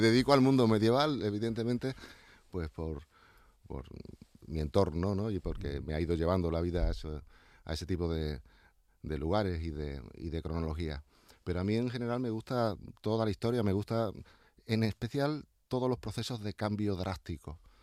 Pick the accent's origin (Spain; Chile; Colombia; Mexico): Spain; Llerena, Extremadura; now in Seville, Spain; Yo ya con 14 años estaba excavando en, en mi pueblo, en Llerena, en Badajoz.